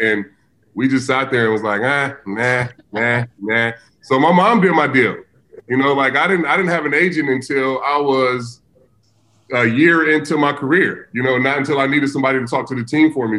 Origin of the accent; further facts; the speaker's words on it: Vallejo, California, United States; I grew up in the hood. I grew up in Vallejo, California.